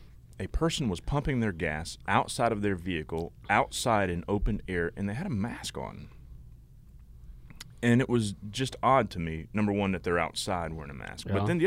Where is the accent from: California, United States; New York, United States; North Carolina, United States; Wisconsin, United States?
North Carolina, United States; Laurinburg; born there; I was born in Laurinburg, North Carolina.